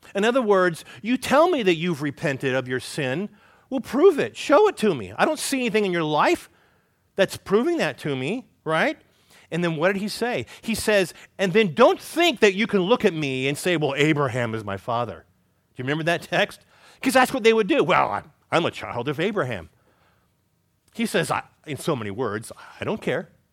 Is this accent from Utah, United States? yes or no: no; California, United States; moved away; where I grew up in California